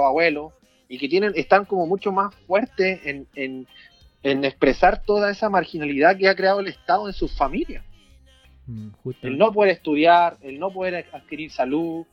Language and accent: Spanish; Chañaral, Atacama, Chile; en mi Cheñeral, en mi ciudad natal